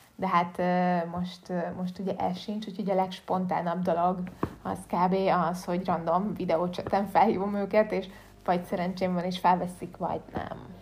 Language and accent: Hungarian; Budapest, Hungary; én tőzsgyökeres budapestiként